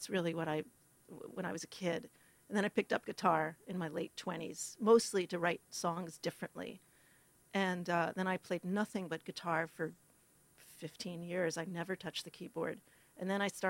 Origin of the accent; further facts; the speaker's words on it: Westchester, New York, United States; also born or lived in Brooklyn, New York; I grew up in Westchester. Austin, actually